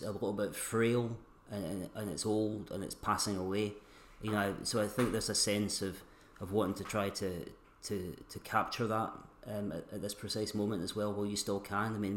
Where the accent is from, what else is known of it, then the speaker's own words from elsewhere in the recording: Stirling, Scotland, United Kingdom; I was born in Stirling and... spent the first part of my life there